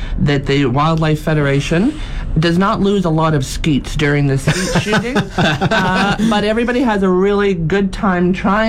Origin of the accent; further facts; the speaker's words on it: Kennedy, Saskatchewan, Canada; now in Yorkton, Canada; He actually is from my hometown, Kennedy, Saskatchewan.